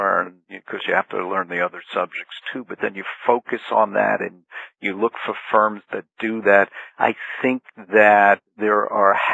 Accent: New Jersey, United States; also born or lived in Brooklyn, New York; I was born in Brooklyn, New York, but I'm actually, most of my life I've spent in the state of New Jersey

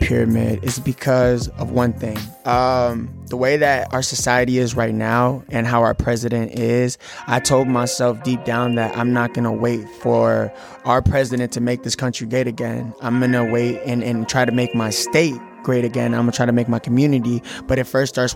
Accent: Minneapolis, Minnesota, United States; I was born and raised in Minneapolis, Minnesota

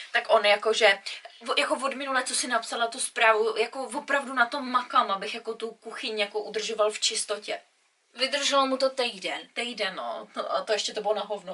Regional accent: Czechia; moved away; jsem Čech

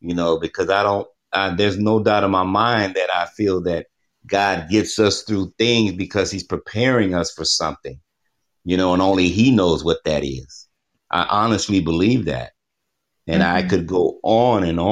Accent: Texas, United States; growing up in Texas, where it gets very humid.

